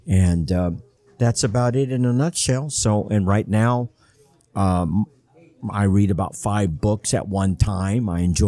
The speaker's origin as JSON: {"language": "English", "town": "Los Angeles", "region": "California", "country": "United States", "also_born_or_lived": "Mexicali", "said": "And I am originally from Los Angeles. I like to say that I moved more than the U-Haul movers."}